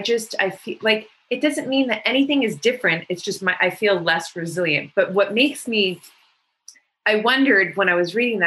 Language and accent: English; United States; I'm American, but my parents are from Iran.